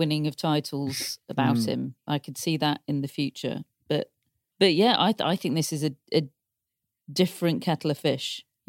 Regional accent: United Kingdom; obviously I'm from Great Britain, I wanted Great Britain to win

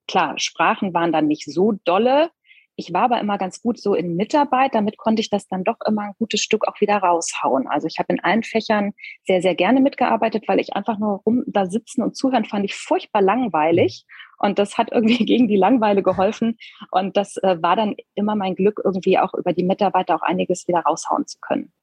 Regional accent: small town near Koblenz, Rhineland-Palatinate, Germany; ich bin in Rheinland-Pfalz zur Schule gegangen

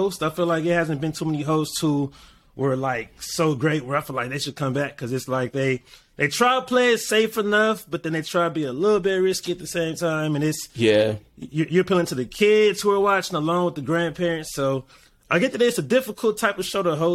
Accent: Los Angeles, California, United States; I'm a DJ from Los Angeles, California

